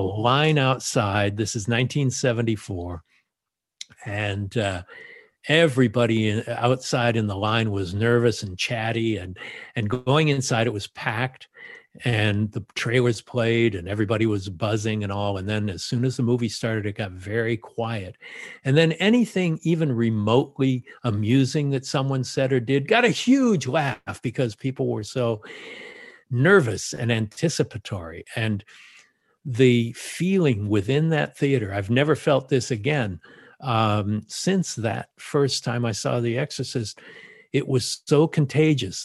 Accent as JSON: {"language": "English", "town": "Los Angeles", "region": "California", "country": "United States", "tie": "born or raised there"}